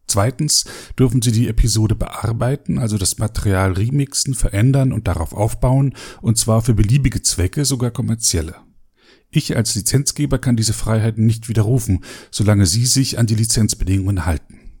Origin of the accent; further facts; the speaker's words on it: East Germany, Germany; Ich bin ja, ja selber in einer ähm, Diktatur aufgewachsen in der DDR